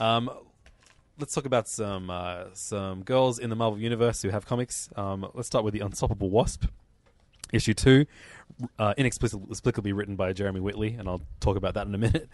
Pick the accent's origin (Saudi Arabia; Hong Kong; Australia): Australia; as an Australian